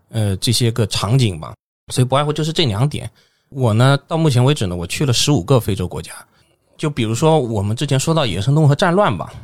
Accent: China; 我一个中国人

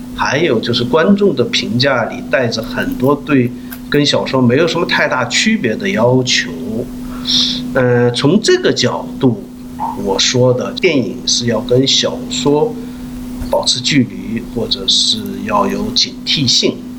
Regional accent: Yanbian, Jilin, China; accent: Yanbian dialect; moved away as an adult; now in South Korea; 延边的，就叫龙井市明洞村，原来叫合龙县明洞村。因为我，呃，也是我的老家嘛，那边，所以我也常去那边

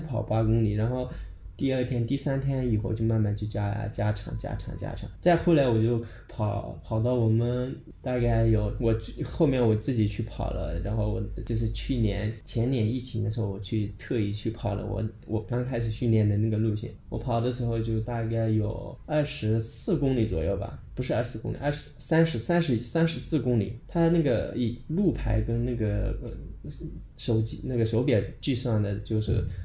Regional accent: Daocheng, Sichuan, China; 来自，呃，四川省道城县，然后我们老家其实，呃，大部分都是在，就是，在山区嘛

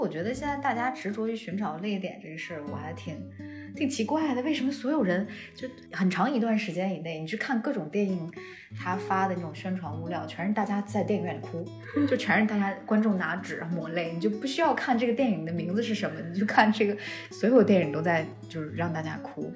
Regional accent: Xi'an, Shaanxi, China; 我是西安人

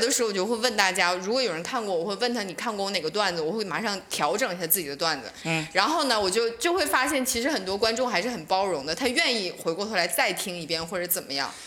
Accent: northern China, China; 作为一个北方人，

